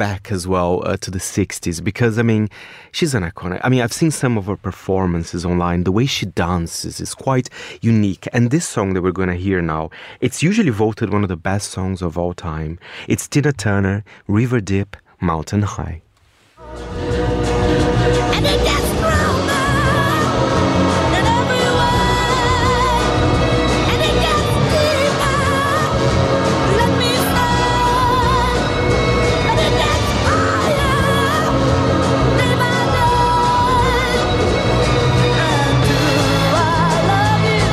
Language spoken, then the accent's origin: English; Brazil; moved away; my home country, Brazil